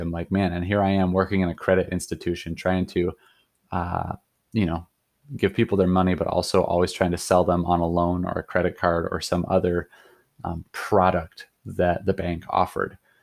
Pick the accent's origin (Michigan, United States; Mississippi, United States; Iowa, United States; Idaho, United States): Idaho, United States; Sandpoint; moved away as an adult; also born or lived in Colorado; I grew up in Idaho, so, like, North Idaho